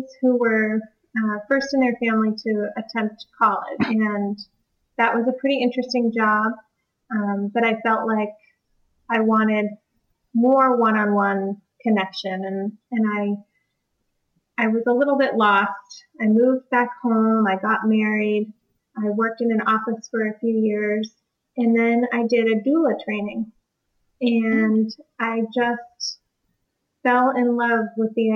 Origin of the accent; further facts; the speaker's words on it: East Coast, United States; also born or lived in Washington; I grew up here on the East Coast